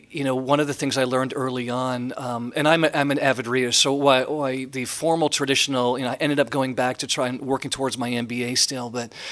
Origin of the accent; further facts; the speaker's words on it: Canada; I'm Canadian, yeah.